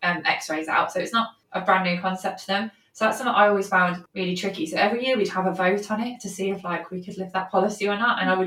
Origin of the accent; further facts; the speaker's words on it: Birmingham, West Midlands, United Kingdom; accent: Brummie; I'm a Brummie, which you probably can't tell listeners from just listening to me right now